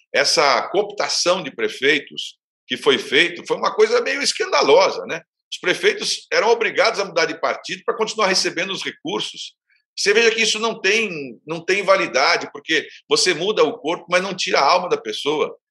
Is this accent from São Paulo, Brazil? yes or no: yes; Santos, São Paulo, Brazil; eu sou de Santos